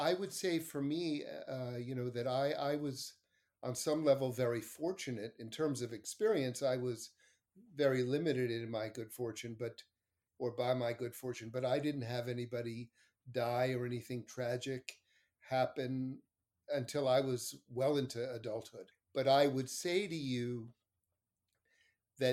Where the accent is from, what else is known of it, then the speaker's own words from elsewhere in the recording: New York City, New York, United States; also born or lived in Montreal, Canada / Larchmont, New York; my family and I'm from Montreal, though I grew up the majority of my life in New York